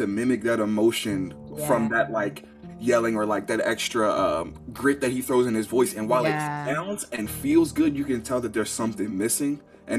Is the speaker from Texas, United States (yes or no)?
no; Washington, District of Columbia, United States; I'm from Southeast DC, but I've been all over the map as far as places I've lived and been to.